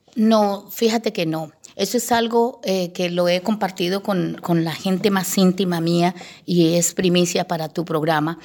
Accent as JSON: {"language": "Spanish", "region": "Bogotá", "country": "Colombia", "tie": "born or raised there", "also_born_or_lived": "Llanos Orientales", "said": "me crié en medio de Bogotá"}